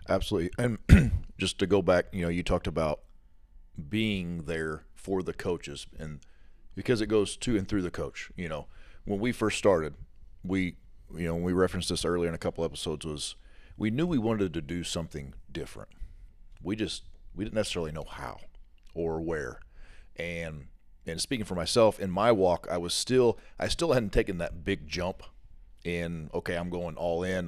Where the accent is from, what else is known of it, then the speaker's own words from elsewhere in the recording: Southern Illinois, United States; I grew up in Southern Illinois my whole life